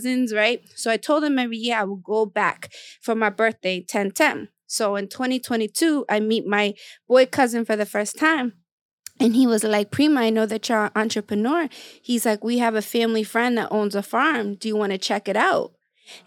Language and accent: English; Guatemala; now in United States; I'm from Guatemala